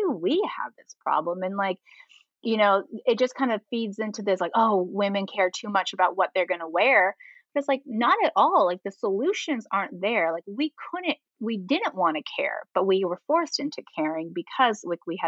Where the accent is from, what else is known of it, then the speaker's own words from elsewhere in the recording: California, United States; I'm from California, but I've lived other places